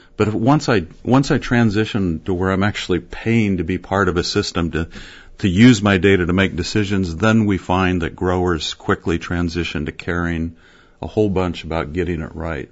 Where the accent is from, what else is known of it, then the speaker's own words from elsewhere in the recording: Fairfield, Iowa, United States; Southeast Iowa, Fairfield.